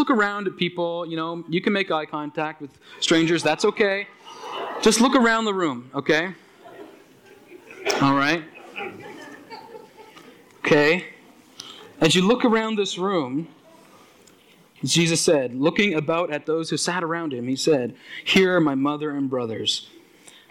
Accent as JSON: {"language": "English", "town": "Aylesford", "region": "Nova Scotia", "country": "Canada", "tie": "born or raised there", "said": "when I grew up in Aylesford, some of you know that Aylesford, Nova Scotia, down in the valley"}